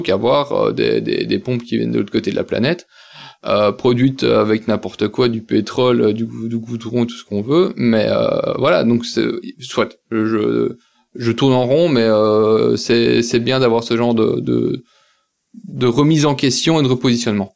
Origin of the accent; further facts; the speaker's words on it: Belgium; je suis belge